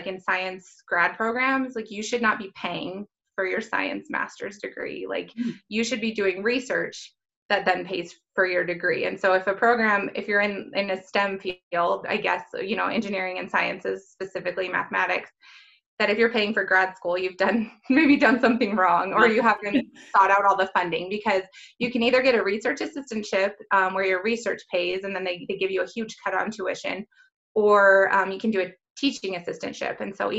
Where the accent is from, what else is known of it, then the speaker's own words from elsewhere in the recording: Elko, Nevada, United States; I grew up in Elko, Nevada, which is a small place.